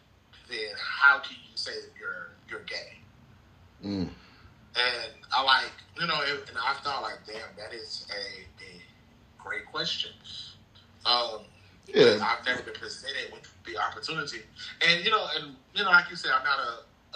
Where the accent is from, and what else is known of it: Mississippi, United States; born or raised there; moved away